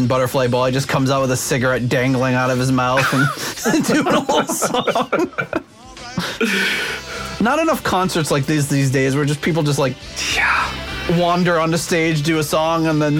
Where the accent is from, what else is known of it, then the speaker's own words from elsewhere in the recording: United States; And as an American, I don't really get Eurovision